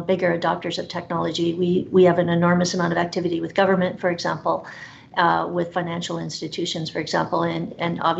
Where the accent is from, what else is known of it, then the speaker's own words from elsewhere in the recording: Canada; I'm a fiercely loyal Canadian